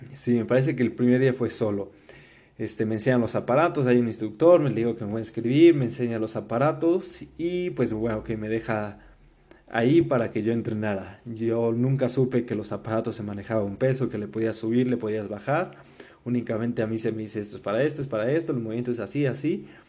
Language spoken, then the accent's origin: Spanish; Puebla, Mexico; also born or lived in Germany; de ahí nos venimos a Puebla, donde todavía entra al kinder a un colegio alemán que se llama Colegio Humboldt, aquí en Puebla